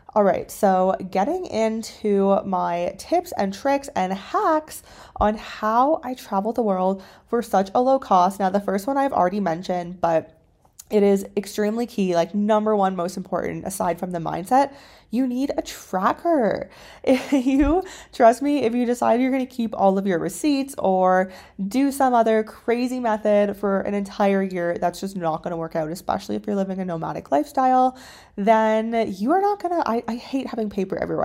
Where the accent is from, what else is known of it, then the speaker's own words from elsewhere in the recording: Canada; moved away as an adult; also born or lived in China; My background is that I am originally from Canada